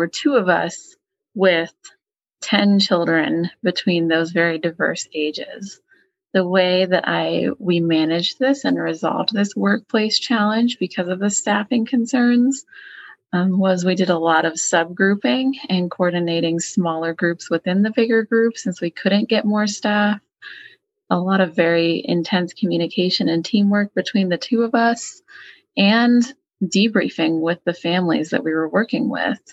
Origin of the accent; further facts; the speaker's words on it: Colorado, United States; I'm from Colorado